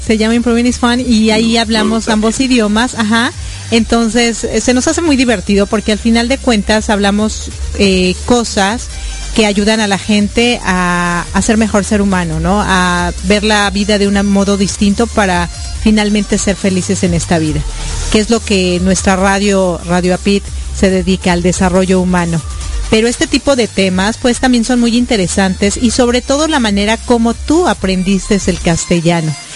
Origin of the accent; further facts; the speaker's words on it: Mexico; now in United States; soy mexicana y también vivo en los Estados Unidos